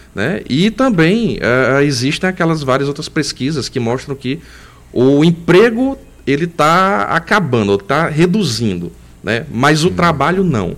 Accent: Northeast Region, Brazil; como eu sou nordestino, estou aqui

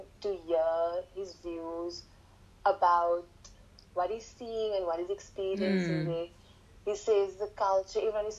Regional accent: Port Elizabeth, Eastern Cape, South Africa; I am a fourth-year education student at NMU. I am from Port Elizabeth, been here all my life.

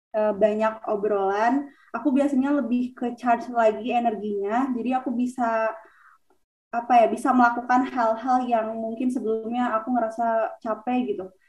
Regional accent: Garut, West Java, Indonesia; now in Bogor, Indonesia; Aku asalnya dari Garut, Jawa Barat

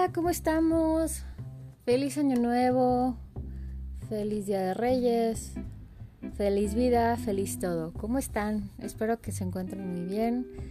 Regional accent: Mexico; soy mexicana

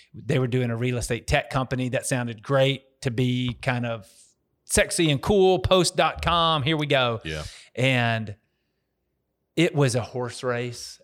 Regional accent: Dallas, Texas, United States; moved away as an adult; also born or lived in Nashville, Tennessee; now in Memphis, United States; I'm from Dallas, Texas. Originally moved up to Tennessee to go to college in Nashville

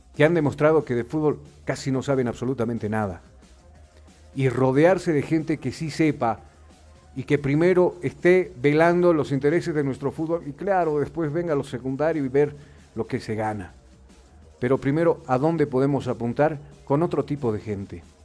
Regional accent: Bolivia; acá en nuestro país

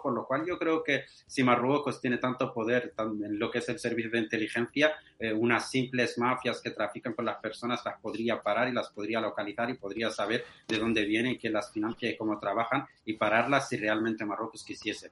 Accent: Western Sahara; soy saharaui de, origen español

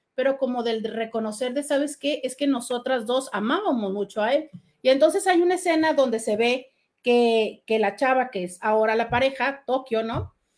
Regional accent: Mexico; nada más somos mexicanos en estos días

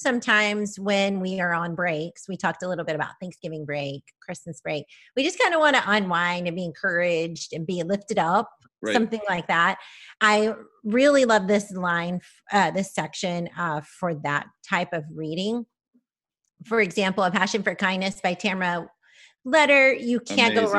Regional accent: Kansas, United States; I'm from Kansas

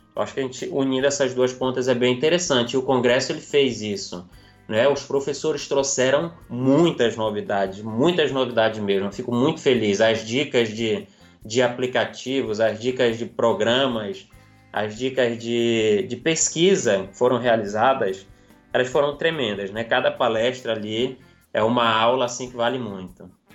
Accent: interior of Amazonas, Brazil; also born or lived in Manaus; Eu sou nascido em Manaus, na capital, mas uhum. até os nove anos eu fui criado no interior do Amazonas

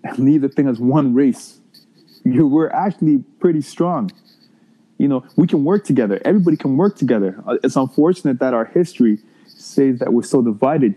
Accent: Ghana; moved away; me being from Ghana, one thing about growing up in Ghana

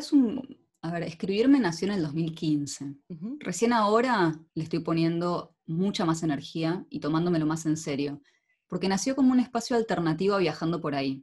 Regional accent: Argentina; now in Netherlands; Vos viste que en Argentina vamos con unas vueltas para decir las cosas

